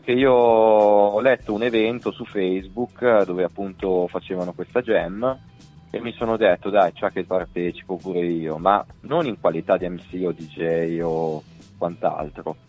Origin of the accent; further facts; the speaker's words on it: Olgiate Olona, Lombardy, Italy; io sono di Olgiate Olona in provincia di Varese, vicino Bustartizio